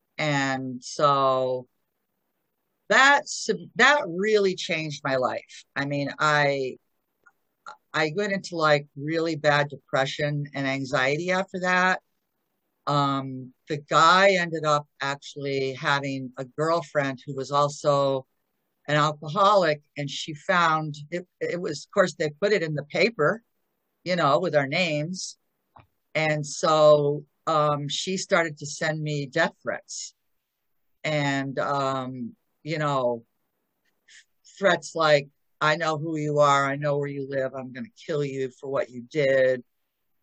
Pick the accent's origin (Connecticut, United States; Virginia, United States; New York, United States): Connecticut, United States